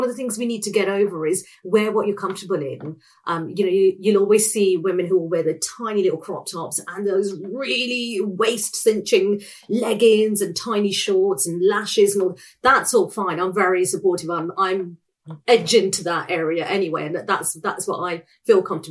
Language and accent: English; United Kingdom